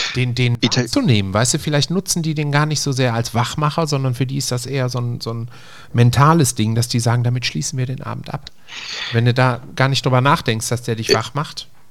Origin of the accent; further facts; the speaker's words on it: Essen, North Rhine-Westphalia, Germany; bei uns in Essen-Frintrop